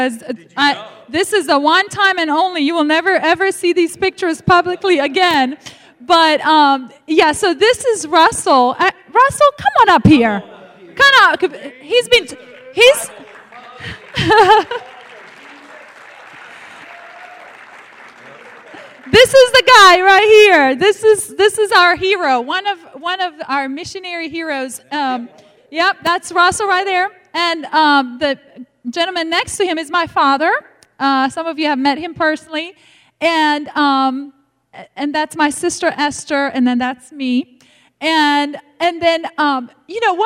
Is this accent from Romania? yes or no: yes; Romania; English is a second language; moved away; growing up in the Romanian church